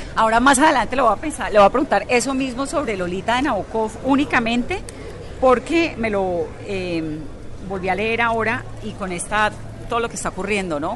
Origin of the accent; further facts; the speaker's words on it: Colombia; nosotros los colombianos